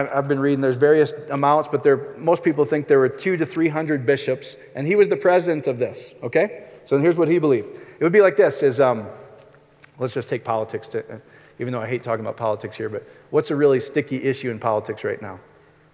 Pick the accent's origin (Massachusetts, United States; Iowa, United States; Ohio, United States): Iowa, United States; I grew up in Iowa